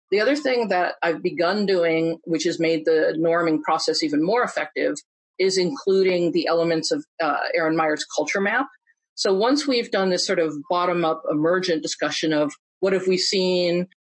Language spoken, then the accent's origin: English; Iowa, United States; I grew up in Iowa